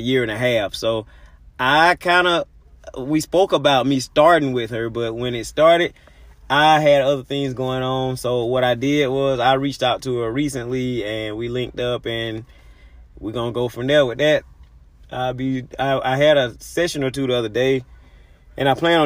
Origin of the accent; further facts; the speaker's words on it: Albany, Georgia, United States; I'm from Albany, Georgia